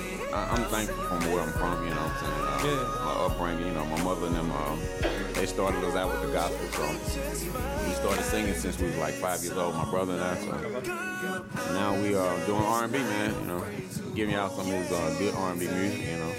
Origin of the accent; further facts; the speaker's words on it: Utica, Mississippi, United States; Well, I'm from Utica, Mississippi, man.